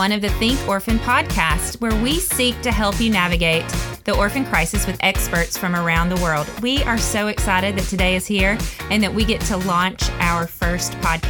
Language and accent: English; Tennessee, United States; also born or lived in Mississippi; Well, it's pretty plain to hear that I am from the South. And so I was born and raised in, born in Mississippi, raised in Tennessee, to amazing parents, and just had a great childhood.